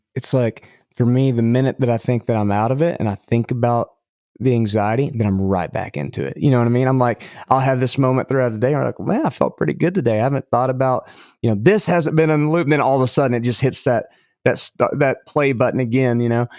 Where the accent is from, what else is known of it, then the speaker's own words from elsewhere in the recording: Lubbock, Texas, United States; hey, you know, I know you're from Amarillo, I'm from Lubbock, and all this stuff.